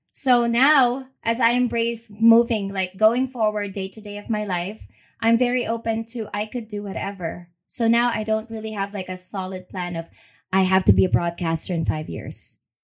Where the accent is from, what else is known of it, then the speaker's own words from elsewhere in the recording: Manila, Metro Manila, Philippines; moved away as an adult; also born or lived in Los Angeles, United States; now in Houston, United States; Born and raised in Manila, Philippines.